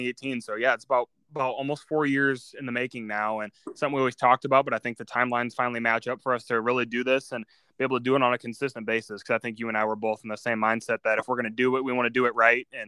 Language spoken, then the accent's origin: English; South Bend, Indiana, United States; I grew up in the South Bend area